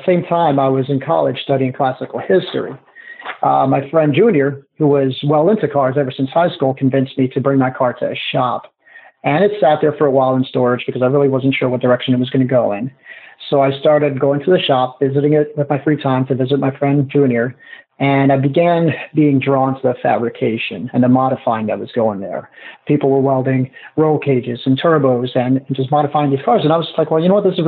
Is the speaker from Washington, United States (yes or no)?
no; Newark, New Jersey, United States; I was raised in Newark, and we didn't have a lot of money